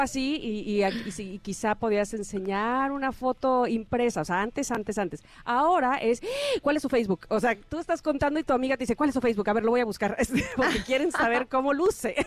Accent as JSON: {"language": "Spanish", "region": "Veracruz", "country": "Mexico", "said": "soy jarocha"}